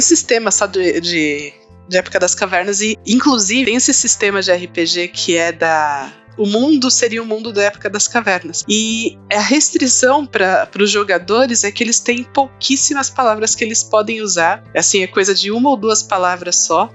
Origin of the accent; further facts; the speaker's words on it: São Paulo, Brazil; eu sou aqui de São Paulo